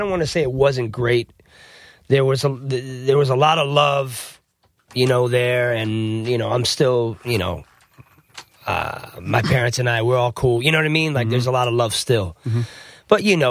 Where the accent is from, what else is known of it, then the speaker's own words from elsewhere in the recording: New Jersey, United States; also born or lived in South Florida; I'm actually from New Jersey originally. I was born in Jersey.